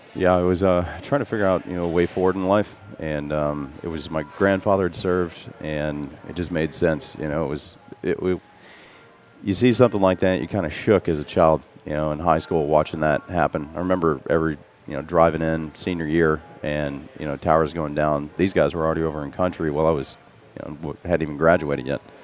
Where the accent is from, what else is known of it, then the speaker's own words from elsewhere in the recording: Metropolis, Illinois, United States; moved away as an adult; now in Tampa Bay area, United States; Metropolis, Illinois